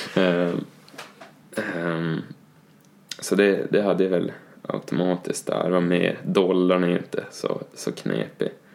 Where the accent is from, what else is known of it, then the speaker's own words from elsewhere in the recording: Norrland, Sweden; som norrlänning